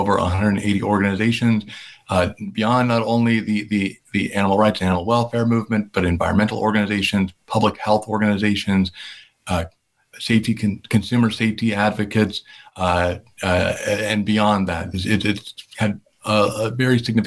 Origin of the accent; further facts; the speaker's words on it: Utah, United States; I live in my home state